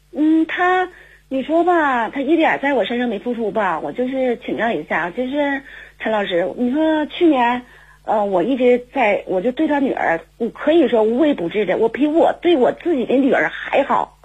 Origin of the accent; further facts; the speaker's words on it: Jilin, China; 我是来自吉林的